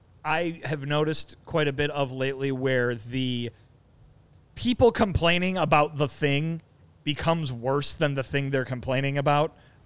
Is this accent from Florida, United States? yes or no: no; Chicago, Illinois, United States; I'm an American man, Chicagoan. I like the beef.